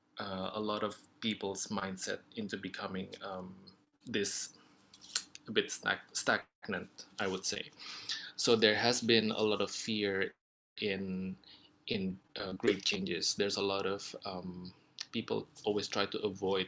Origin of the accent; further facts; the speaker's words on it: Indonesia; I come from Indonesia